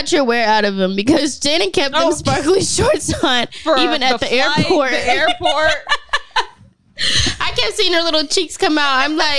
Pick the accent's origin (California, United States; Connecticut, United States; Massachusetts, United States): California, United States; Los Angeles; From LA.